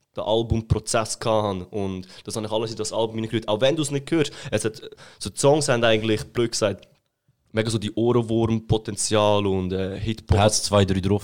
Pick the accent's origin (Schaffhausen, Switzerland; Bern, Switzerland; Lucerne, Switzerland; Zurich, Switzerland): Lucerne, Switzerland; also born or lived in Graubünden; Ich bin aus Luzern